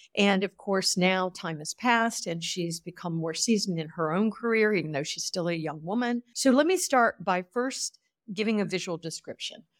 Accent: United States; as an American

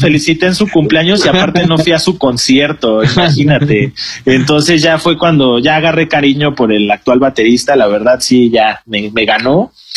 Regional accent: Mexico

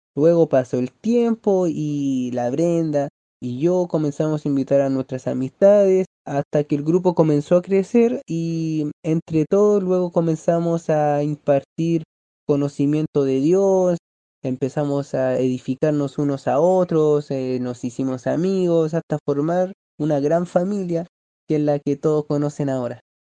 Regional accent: Valparaíso, Chile; soy de Chile, de la región de Valparaíso

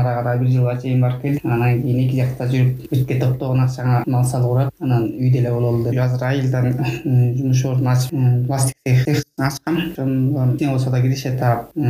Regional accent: Kulanak, Naryn Region, Kyrgyzstan; also born or lived in Yakutia, Russia / Astana, Kazakhstan; куланак айылында туулуп өскөм айылда бир миң тогуз жүз жетимиш тогузунчу жылы төрөлгөн

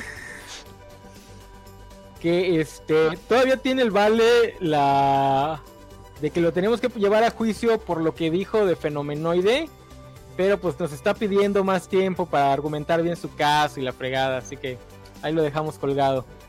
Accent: Campeche, Mexico; soy de Campeche

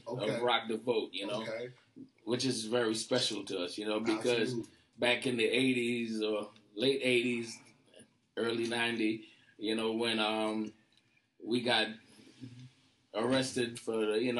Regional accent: Trinidad & Tobago; moved away; also born or lived in Brooklyn, New York, United States / California, United States; I was born in Trinidad.

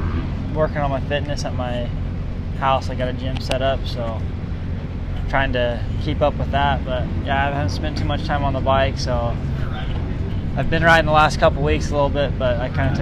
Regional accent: Las Vegas, Nevada, United States; From Las Vegas.

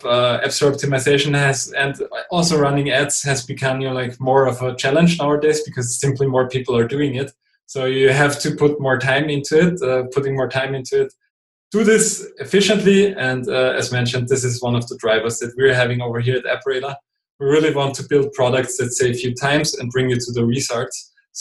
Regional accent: Austria; first language German; English is a second language; I'm not a native English speaker. I'm from Austria, so over here we're speaking German.

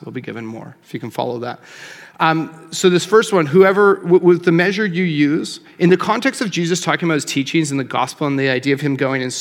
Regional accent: Calgary, Alberta, Canada; now in Lloydminster, Canada; I grew up in Calgary, and I live in Lloyd.

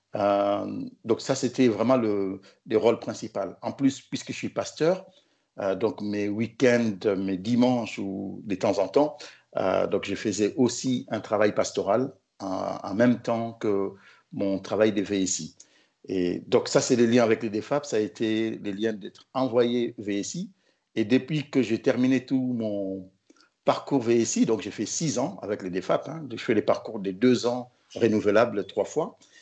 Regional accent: Kinshasa, DR Congo; moved away as an adult; also born or lived in Morocco; now in Tunisia; je suis du Congo Kinshasa

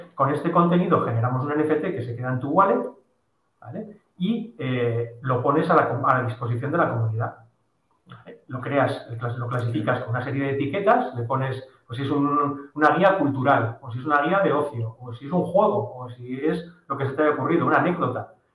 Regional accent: Bilbao, Basque Country, Spain; nosotros somos de Bilbao

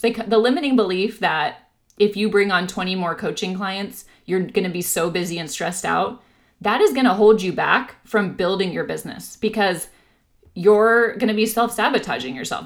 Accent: Orange County, California, United States; now in San Diego, United States; I grew up in Orange County, so I'll be excited to, you know, be around my old stomping grounds

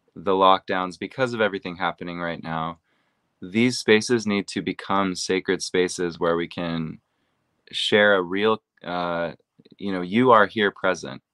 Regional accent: Seattle, Washington, United States; I'm from Seattle, Washington

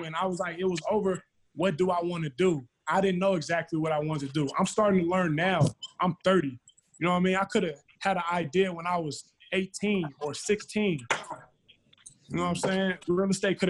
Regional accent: California, United States; I'm from Cali.

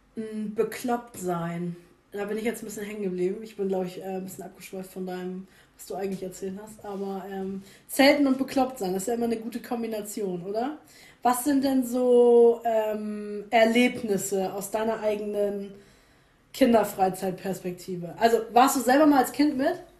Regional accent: the North, Northern Germany, Germany; bei uns im Norden

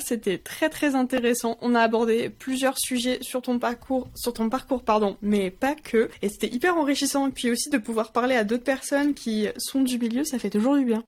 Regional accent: France; Je suis française à 100%

